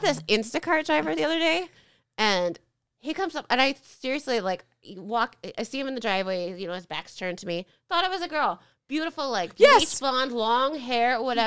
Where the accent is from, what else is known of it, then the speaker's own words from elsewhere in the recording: Naperville, Illinois, United States; I grew up in Naperville